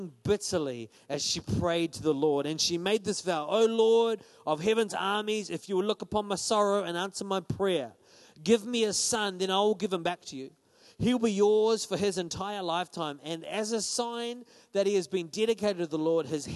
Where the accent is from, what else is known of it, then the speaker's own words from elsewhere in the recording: Paraparaumu, Wellington, New Zealand; I'm from Paraparaumu.